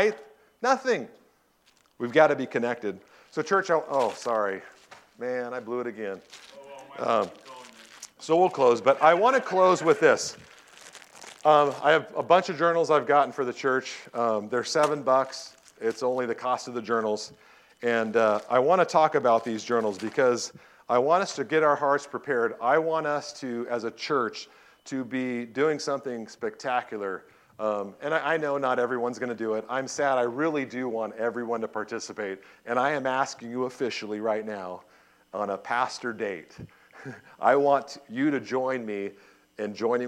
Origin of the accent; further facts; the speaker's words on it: Southern California, United States; I grew up in Southern California